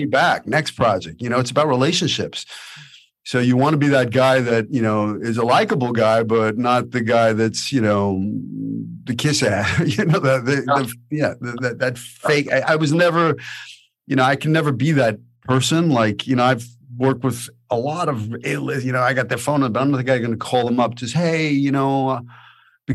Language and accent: English; New York, United States; moved away; I'm an actor from New York